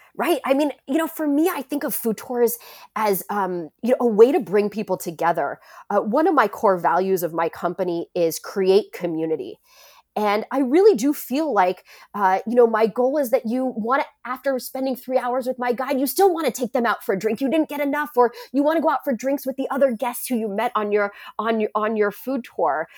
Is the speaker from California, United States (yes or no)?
yes; San Francisco, California, United States; also born or lived in Shanghai / Paris; my hometown in San Francisco